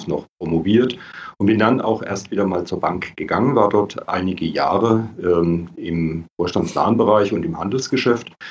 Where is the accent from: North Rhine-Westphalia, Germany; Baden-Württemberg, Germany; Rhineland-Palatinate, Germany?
Baden-Württemberg, Germany; ähm, komme aus der Nähe von Karlsruhe, lebe auch dort wieder.